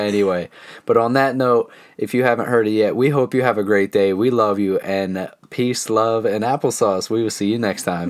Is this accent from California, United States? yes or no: no; Central Pennsylvania, United States; we are a couple from Central Pennsylvania in our mid-twenties